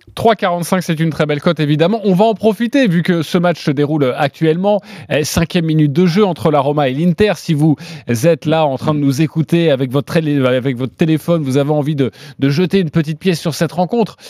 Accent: France; chez nous, français, chez nous en France

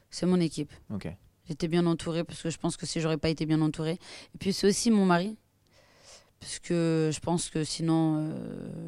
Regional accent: France; Parce que quoi qu'il arrive, je suis française, tu vois. Mais le Maroc, c'est le Maroc.

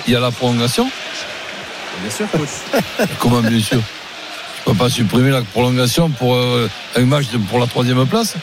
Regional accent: France; pas ivoirien d'origine, français. Je suis né en France

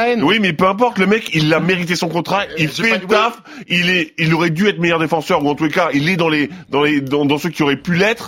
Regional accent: France; on est français

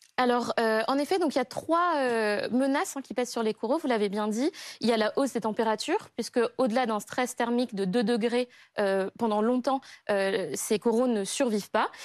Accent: Madagascar; J'ai grandi à Madagascar, dans un écrin de paradis.

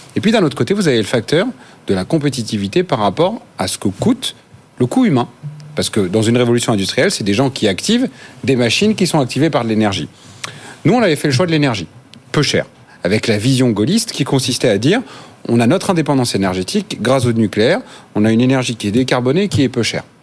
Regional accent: Normandy, France; je viens de Normandie

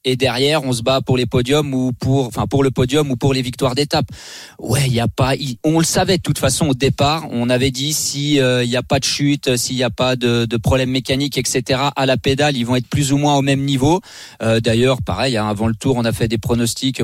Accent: La Roche-sur-Foron, Auvergne-Rhône-Alpes, France; also born or lived in Annemasse; je suis né à Elmas euh, et grandi à, La Roche-sur-Foron

